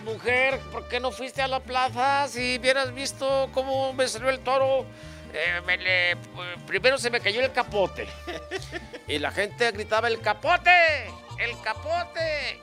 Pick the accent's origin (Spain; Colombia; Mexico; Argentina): Mexico; Guadalajara, Jalisco; yo nací aquí en Javier Mina 324, entre Abascal y Sausa y Mariano Jiménez.